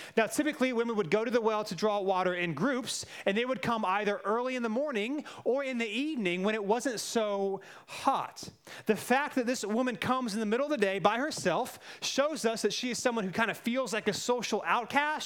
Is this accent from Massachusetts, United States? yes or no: no; Cary, North Carolina, United States; I grew up in Cary